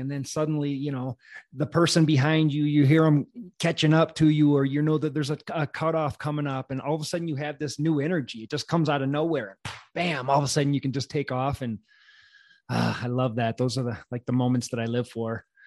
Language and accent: English; Wisconsin, United States; I'm from Wisconsin